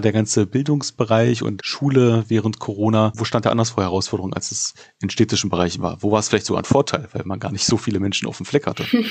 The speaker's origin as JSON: {"language": "German", "region": "Berlin", "country": "Germany", "said": "als Berliner, der ich auch bin"}